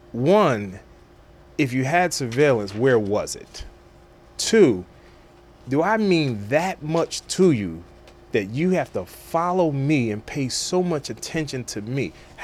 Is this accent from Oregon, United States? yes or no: no; Roselle, New Jersey, United States; I'm from North Jersey.